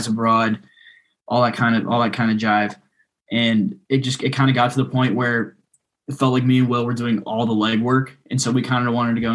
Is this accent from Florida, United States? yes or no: no; Charleston, South Carolina, United States; we're both from Charleston, South Carolina